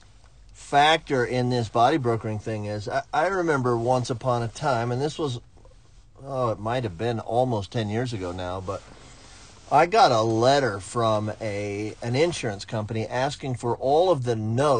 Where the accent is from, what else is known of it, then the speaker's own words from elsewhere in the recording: Florida, United States; I'm from Florida